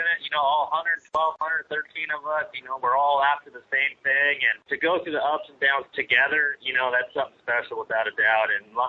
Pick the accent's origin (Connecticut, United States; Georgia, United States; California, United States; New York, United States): California, United States; growing up in California